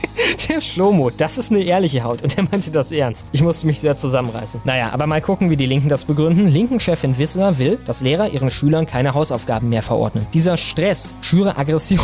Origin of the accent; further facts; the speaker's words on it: Krefeld, North Rhine-Westphalia, Germany; Ich komme zwar nicht aus Hagen, sondern aus Krefeld, aber ich war da auch auf dem Ricarda Hochgymnasium